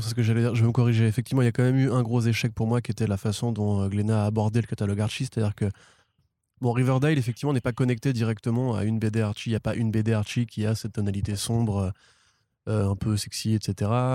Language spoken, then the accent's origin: French; France; en tant que Français